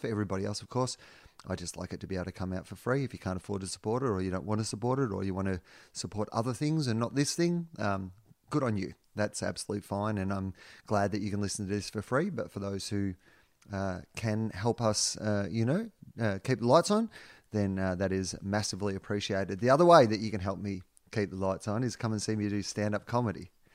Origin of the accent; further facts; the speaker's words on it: Australia; being an Australian